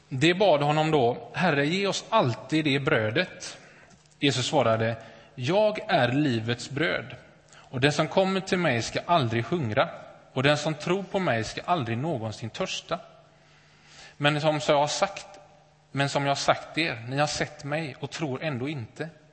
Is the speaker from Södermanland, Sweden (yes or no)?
no; Gothenburg, Västra Götaland, Sweden; Jag är uppvuxen i, uppvuxen i Åkered, Näset, västra Göteborg, övre medelklass.